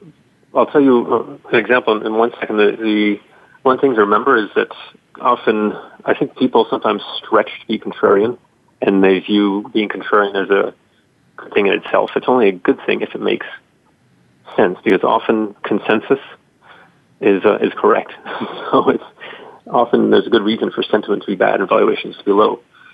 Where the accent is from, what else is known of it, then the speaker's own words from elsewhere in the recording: Spain; also born or lived in Russia; Well, I've lived outside the United States for most of my life. I grew up in Spain, and then I lived in Russia for about 9 years.